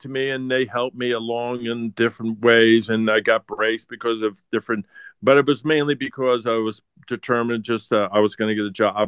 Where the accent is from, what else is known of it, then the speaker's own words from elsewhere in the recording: New York, United States; I grew up in New York